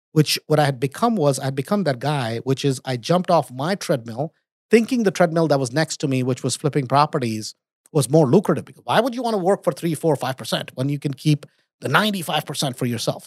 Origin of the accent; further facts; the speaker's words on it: India; moved away; also born or lived in United States; I was born in America, grew up in India